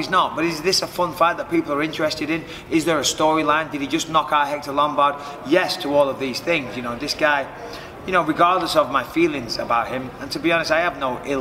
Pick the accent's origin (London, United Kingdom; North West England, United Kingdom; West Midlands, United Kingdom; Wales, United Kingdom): North West England, United Kingdom; Clitheroe; I'm from Clitheroe, which is a lovely small town, and I'm proud to be from Clitheroe.